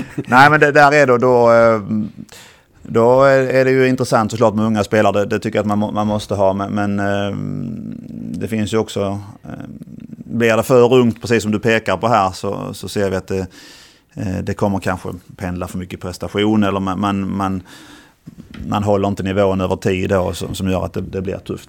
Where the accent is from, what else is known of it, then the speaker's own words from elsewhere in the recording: Ängelholm, Skåne, Sweden; also born or lived in Helsingborg / Turkey / Halmstad; jag är skåning och bodde i Skåne till jag var, till jag flyttade till Turkiet som 23-åring